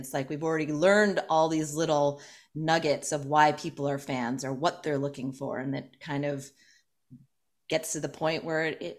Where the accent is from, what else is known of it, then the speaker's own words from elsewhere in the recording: United States; being an American